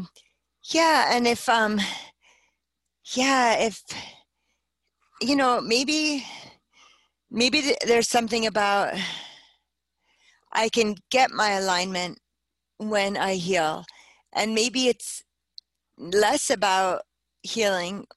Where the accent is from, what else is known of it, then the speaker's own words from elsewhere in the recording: New Jersey, United States; also born or lived in Bronx, New York; I grew up in New Jersey, I was born in the Bronx, raised in New Jersey